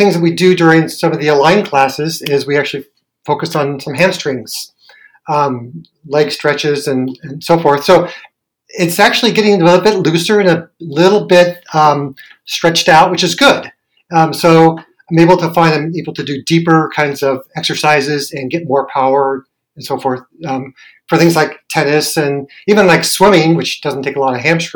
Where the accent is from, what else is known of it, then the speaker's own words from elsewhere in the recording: Santa Clara, California, United States; born and raised in Santa Clara, and went to high school here